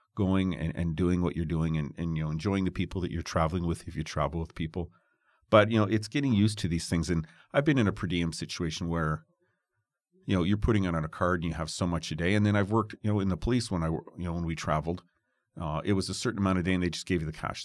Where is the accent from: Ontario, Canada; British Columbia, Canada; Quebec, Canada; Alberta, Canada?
Ontario, Canada; Toronto; I'm from Toronto